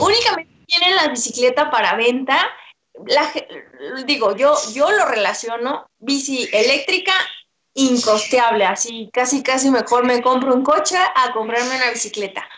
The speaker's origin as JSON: {"language": "Spanish", "country": "Mexico"}